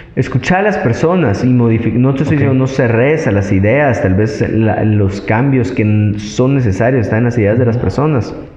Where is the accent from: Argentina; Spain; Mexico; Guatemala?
Guatemala; guatemaltecos que somos